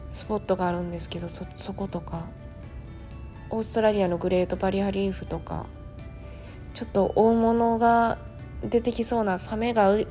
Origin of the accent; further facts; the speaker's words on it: Japan; 私とあと2人が日本人だったんですけど